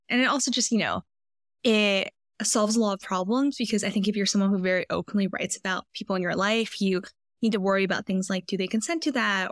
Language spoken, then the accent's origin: English; Vancouver, British Columbia, Canada; moved away as an adult; also born or lived in Philadelphia / San Francisco; I grew up in Vancouver, British Columbia, went to college in Philadelphia, and then lived in San Francisco for five years after